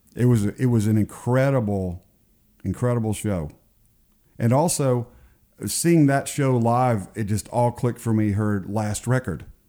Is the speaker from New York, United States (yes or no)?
no; Garland, Texas, United States; moved away; I'm a Texan also